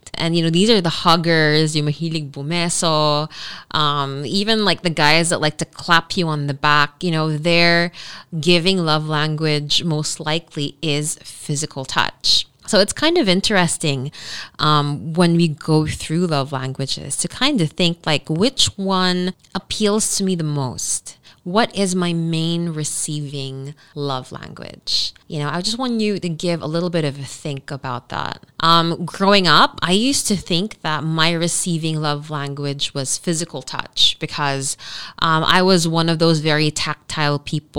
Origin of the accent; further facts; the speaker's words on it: Dubai, United Arab Emirates; you know, I grew up in Dubai.